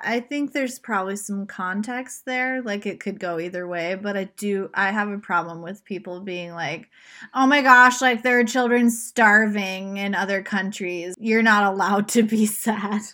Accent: Southern Virginia, United States; We're from Southern Virginia.

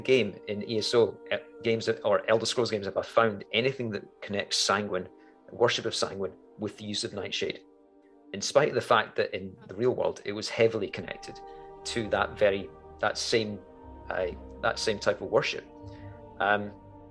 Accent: Scotland, United Kingdom; as a Scot, and Macbeth is actually my clan tartan

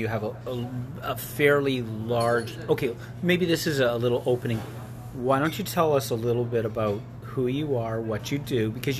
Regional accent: United States; now in Canada; I'm an American.

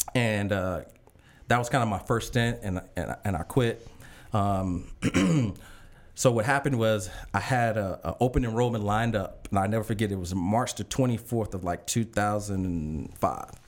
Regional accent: Chicago, Illinois, United States; an ambitious kid, um, from Chicago

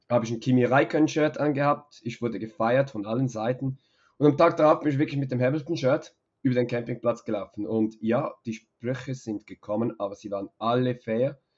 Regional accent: Switzerland; als Schweizer, genau

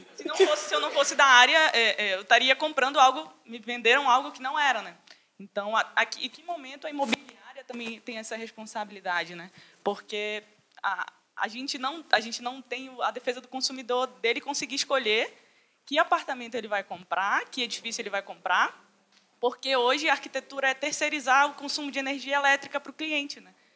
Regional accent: Manaus, Amazonas, Brazil; moved away as an adult; also born or lived in South of Brazil; não sou, não sou daqui, sou de Manaus

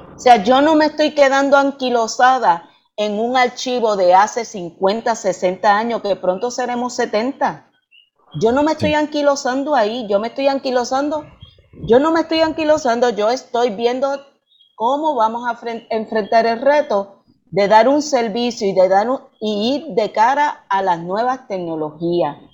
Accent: Puerto Rico; como puertorriqueña

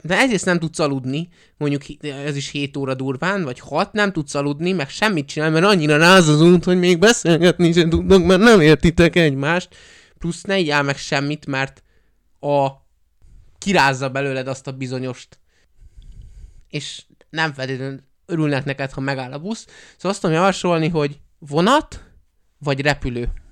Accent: Hungary; magyarok vagyunk

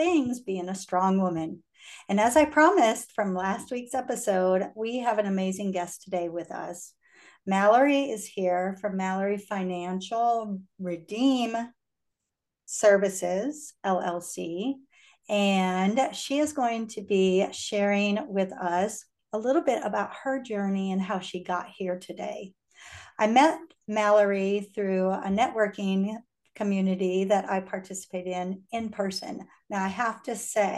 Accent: Iowa, United States; moved away as an adult; also born or lived in Houston, Texas; I was born and raised in Iowa, very small state, came to Houston right out of college

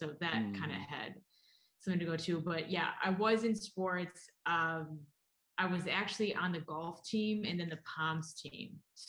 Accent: Ortonville, Michigan, United States; So I grew up in Michigan. I grew up an hour north of Detroit in a small town, Ortonville, putting it on the map.

